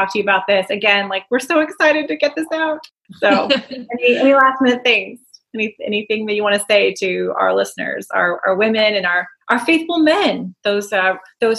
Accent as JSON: {"language": "English", "country": "United States", "said": "as an American"}